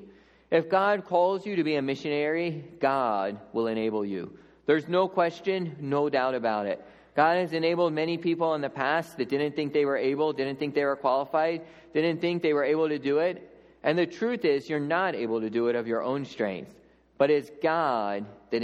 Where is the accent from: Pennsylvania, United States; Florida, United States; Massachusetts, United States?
Pennsylvania, United States; Lancaster County; moved away as an adult; also born or lived in Papua New Guinea; growing up in Lancaster County